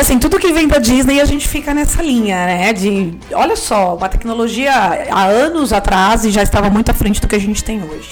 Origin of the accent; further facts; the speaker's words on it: Brazil; enquanto brasileiro